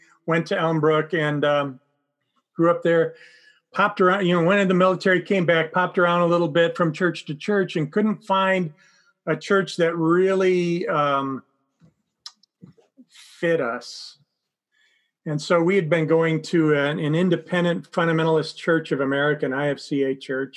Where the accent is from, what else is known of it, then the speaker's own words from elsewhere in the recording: outside of Milwaukee, Wisconsin, United States; I grew up outside of Milwaukee, Wisconsin